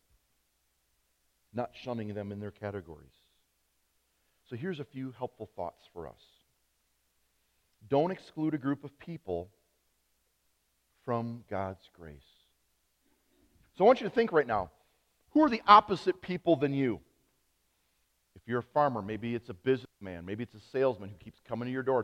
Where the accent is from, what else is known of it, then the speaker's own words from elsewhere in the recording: United States; as an American Christian, not just as a pastor